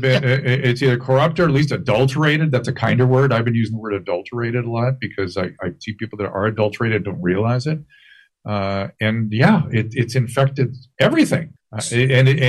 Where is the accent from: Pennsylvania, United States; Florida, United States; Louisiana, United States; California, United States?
California, United States; Southern; I grew up in Southern California